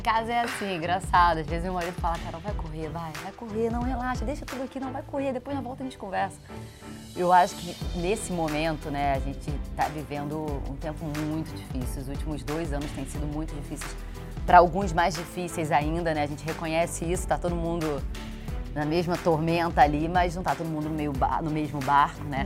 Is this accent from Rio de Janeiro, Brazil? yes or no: yes; Rio de Janeiro, Brazil; sou carioca